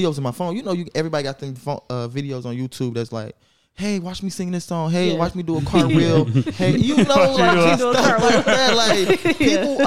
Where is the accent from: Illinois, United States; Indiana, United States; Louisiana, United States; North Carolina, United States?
Illinois, United States; Carbondale; also born or lived in Chicago; I was born in Chicago, raised in like Carbondale